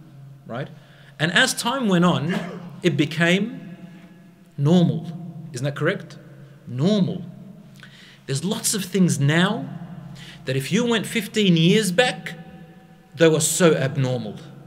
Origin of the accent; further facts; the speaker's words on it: Australia; I'm from Australia